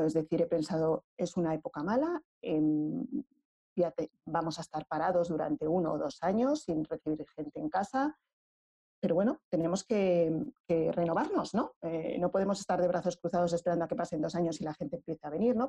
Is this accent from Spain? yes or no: yes; Madrid, Community of Madrid, Spain; yo soy de Madrid, aunque mi familia es extremeña